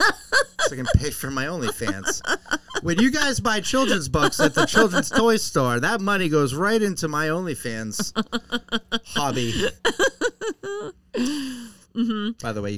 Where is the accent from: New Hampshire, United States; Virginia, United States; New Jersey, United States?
New Hampshire, United States; Concord; I'm from Concord, New Hampshire.